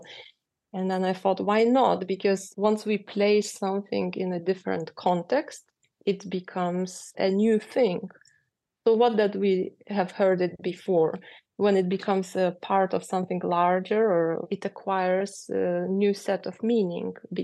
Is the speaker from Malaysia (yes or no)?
no; Lithuania; first language Lithuanian; English is a second language; moved away as an adult; also born or lived in Russia; now in New York, United States; I was born in Russia, but at home we were speaking Lithuanian. So I had those two identities already since birth. So I always carried them. So when we moved to Lithuania